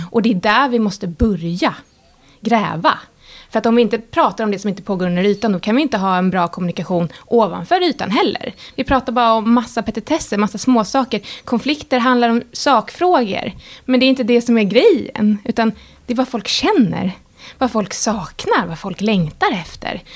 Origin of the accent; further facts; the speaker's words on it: Sweden; som svensk